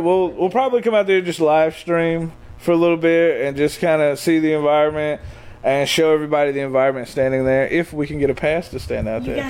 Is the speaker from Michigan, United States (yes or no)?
yes; Detroit, Michigan, United States; now in Tennessee, United States; Now, I'm from Detroit.